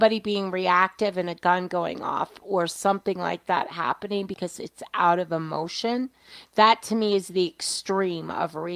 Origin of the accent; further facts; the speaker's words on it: New York, United States; I was a kid. I was a latchkey kid. I grew up in New York.